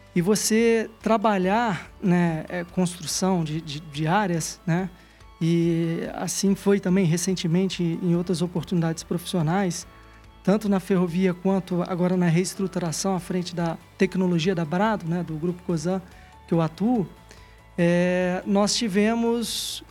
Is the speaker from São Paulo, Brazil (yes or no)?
no; Minas Gerais, Brazil; also born or lived in Juiz de Fora; como típico mineiro de cidade pequena